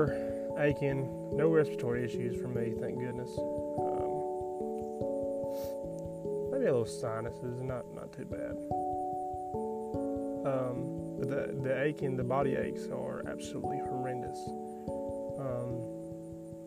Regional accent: Taft, Tennessee, United States; I grew up in Taft, Tennessee, a little small town in southern central Tennessee, right on the Alabama state line

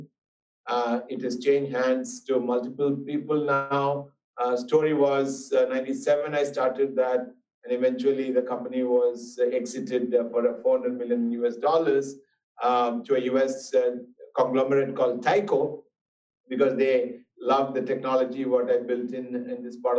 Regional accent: India; moved away as an adult; also born or lived in United States; I was born in India, but left India when I was 18 years old to United States.

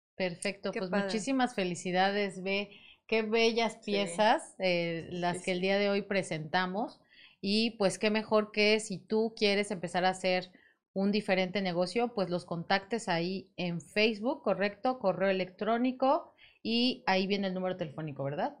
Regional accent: Mexico; como todo mexicano

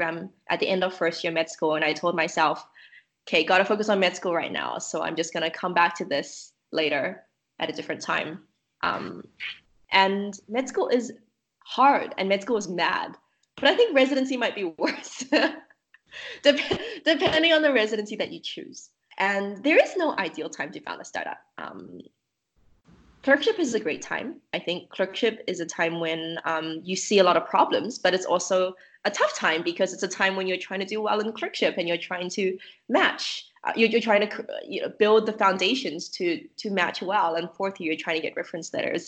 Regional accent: New Zealand; moved away as an adult; also born or lived in China / Canada; So I was born in China. My family immigrated to New Zealand when I was five. I grew up there. We immigrated to Canada once more when I was 18

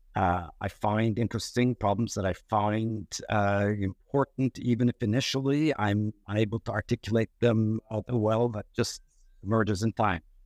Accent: Turkey; also born or lived in New York, United States; I was born in New York, but raised in, uh, uh, Turkey.

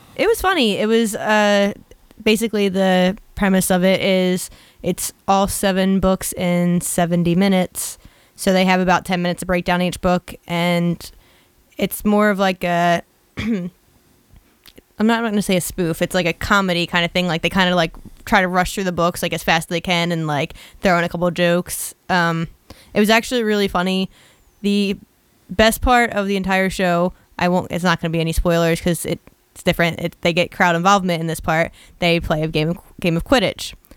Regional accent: Philadelphia, Pennsylvania, United States; I'm from Philly

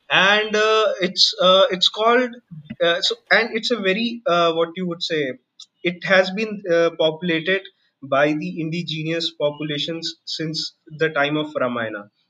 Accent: Dantewada, Chhattisgarh, India; moved away as an adult; also born or lived in Bilaspur, Chhattisgarh; Bilaspur is my native place. Dante Dantewada is the place where I grew up.

